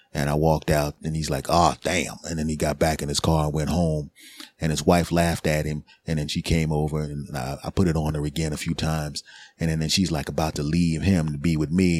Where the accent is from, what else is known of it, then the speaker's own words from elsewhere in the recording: Philadelphia, Pennsylvania, United States; moved away as an adult; now in New Jersey, United States; I'm originally from, I'm in Jersey now, but I'm originally from Philadelphia. So I have my original friends from Philly, my original comedy friends and people I grew up